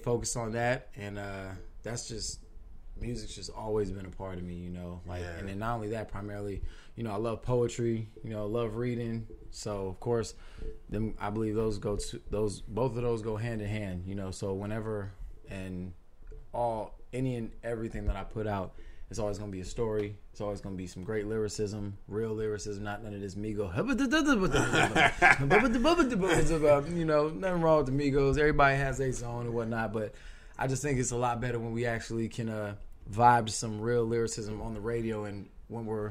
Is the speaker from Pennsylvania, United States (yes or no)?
no; New York City, New York, United States; I'm from New York and whatnot. You know, I was born in Queens